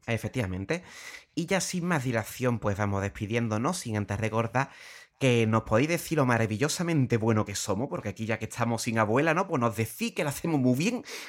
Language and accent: Spanish; Puerto Real, Andalusia, Spain; soy de Puerto Real, llevo desde pequeño con, un, con familias muy vinculadas al carnaval